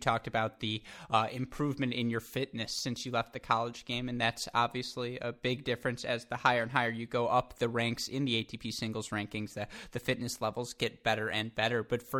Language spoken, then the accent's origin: English; Michigan, United States; I'm from Michigan